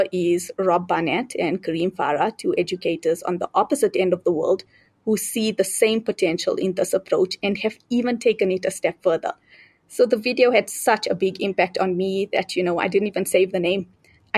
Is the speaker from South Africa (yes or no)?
yes; South Africa; moved away as an adult; now in Zambia; I am originally from South Africa, but I moved to Zambia after I got married